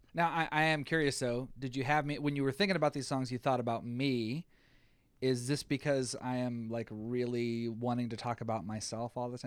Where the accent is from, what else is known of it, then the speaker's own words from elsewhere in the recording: the South, United States; I'm from the South